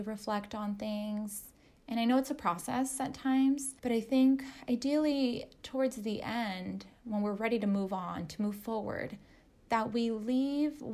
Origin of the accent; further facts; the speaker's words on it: Southern California, United States; now in Salem, United States; I'm from Southern California. So I am now in Salem, Oregon